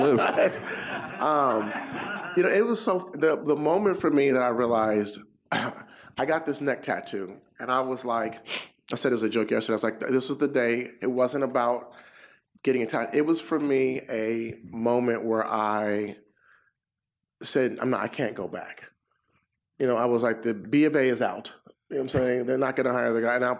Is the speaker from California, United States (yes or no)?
yes; Inglewood, California, United States; I'm from Inglewood. Inglewood. It's a you know a black suburb